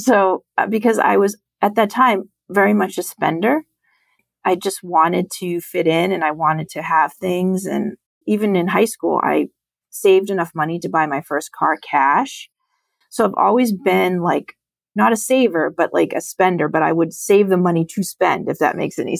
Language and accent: English; Lowell, Massachusetts, United States; I grew up in Lowell, Massachusetts, which is an urban city outside of Boston